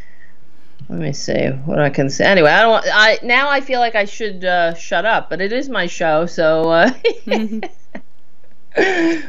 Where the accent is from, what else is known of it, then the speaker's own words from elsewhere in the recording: New York City, New York, United States; also born or lived in Queens, New York; I grew up on Staten Island